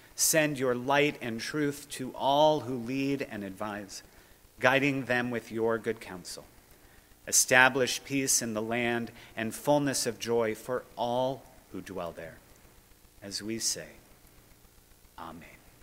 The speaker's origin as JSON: {"language": "English", "country": "United States", "said": "engaged American Jews"}